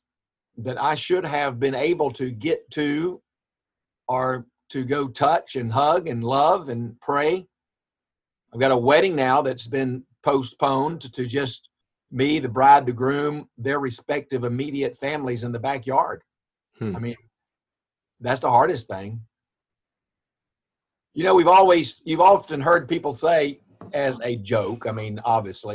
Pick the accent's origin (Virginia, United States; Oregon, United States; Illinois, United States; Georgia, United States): Georgia, United States; Gum Branch; moved away; We actually lived in Smiley Crossroads at Gum Branch.